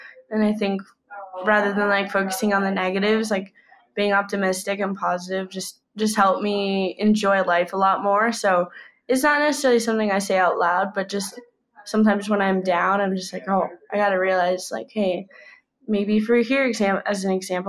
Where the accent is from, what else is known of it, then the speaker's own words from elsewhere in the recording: United States; I'm from the United States